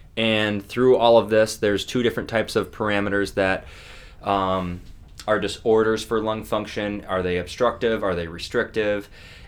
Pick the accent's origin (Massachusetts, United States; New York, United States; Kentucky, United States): New York, United States; Buffalo; I'm from Buffalo